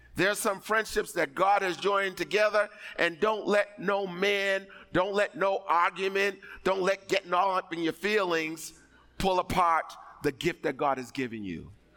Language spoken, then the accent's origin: English; East Coast, United States; I'm from the East Coast.